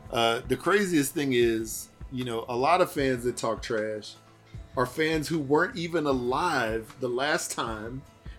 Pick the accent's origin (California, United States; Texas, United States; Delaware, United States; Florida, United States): Texas, United States; Houston; I grew up in Houston, Texas.